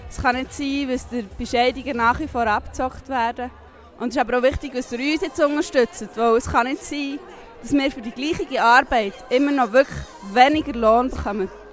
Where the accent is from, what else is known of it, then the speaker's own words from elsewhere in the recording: Thun, Bern, Switzerland; ich bin aus Thun